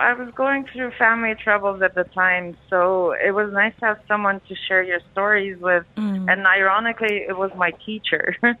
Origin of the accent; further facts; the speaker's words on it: Dubai, United Arab Emirates; moved away as an adult; also born or lived in Paris; Yeah, I grew up in Dubai, so I've been here since I was 4. And then as soon as I turned 18, I'm like, bye, leaving, not coming back.